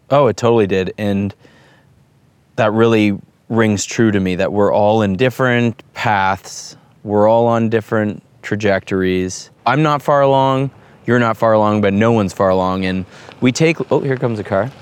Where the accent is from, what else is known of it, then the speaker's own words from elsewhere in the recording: Toronto, Ontario, Canada; We're from Toronto, Ontario, Canada, and we find ourselves in the heart of Texas